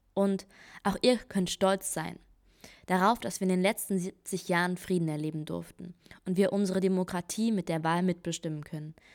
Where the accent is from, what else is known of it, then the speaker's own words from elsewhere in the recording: Germany; moved away as an adult; now in Italy; mein Zuhause und meine deutsche Identität